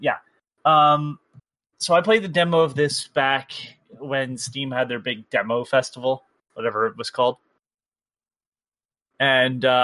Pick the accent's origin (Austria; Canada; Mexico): Canada; I'm Canadian